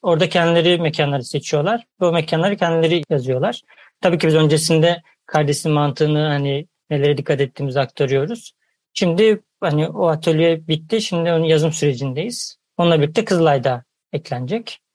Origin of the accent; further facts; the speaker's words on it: Ankara, Turkey; ben de Ankaralıyım. Ben de Ulus'ta o terörleri hatırlıyorum çocukluğumdan.